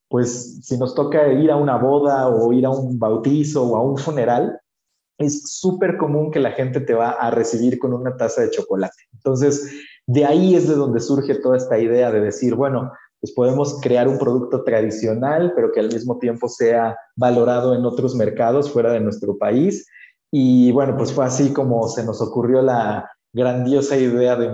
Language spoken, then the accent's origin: Spanish; Mixteca, Mexico; aquí en México tenemos una cultura muy bonita del chocolate. Y en mi pueblo específicamente, porque yo vivo en una comunidad muy chiquitita, somos a lo mucho 12 mil personas en una de las regiones más vulnerables de México